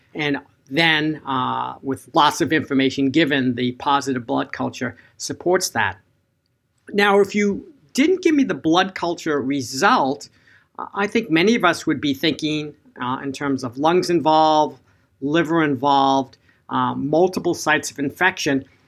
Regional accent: Boston, Massachusetts, United States; in Boston, my hometown

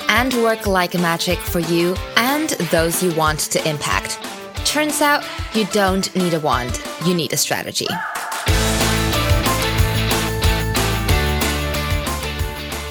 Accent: Singapore; moved away; also born or lived in Amsterdam, Netherlands / Frankfurt, Germany; I grew up in Singapore

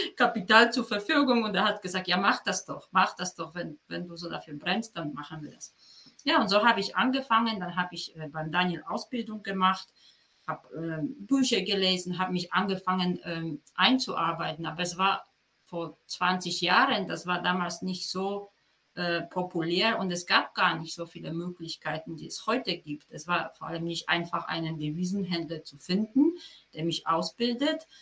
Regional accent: Poland; German is a second language; moved away as an adult; now in Germany; ich bin geboren und aufgewachsen in Polen und dann bin ich nach meinem Studium, also mit 22 bin ich nach Deutschland gekommen

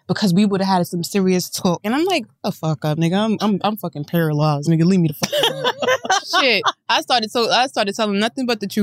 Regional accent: New York City, New York, United States; I'm from Queens

